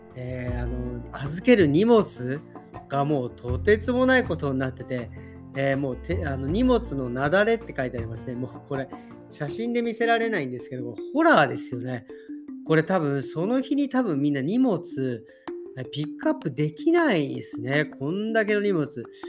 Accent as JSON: {"language": "Japanese", "region": "Tokyo", "country": "Japan", "tie": "born or raised there", "moved": "yes", "lives_now": "Berlin, Germany", "said": "僕、東京出身"}